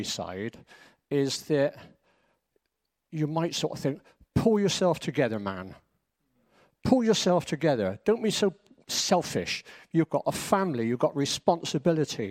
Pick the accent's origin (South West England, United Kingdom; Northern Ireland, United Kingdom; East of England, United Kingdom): South West England, United Kingdom; Bristol; moved away; Clifton in Bristol, that's where we are from Bristol.